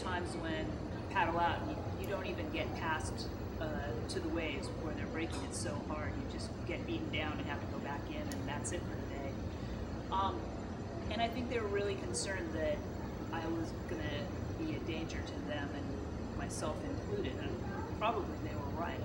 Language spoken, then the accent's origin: English; the Bay Area, California, United States; I grew up in California, in the Bay Area